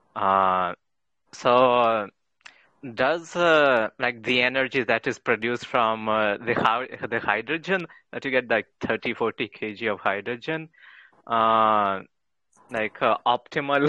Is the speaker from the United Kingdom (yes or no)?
no; India; moved away as an adult; now in Ufa, Russia; I'm an Indian student in Russia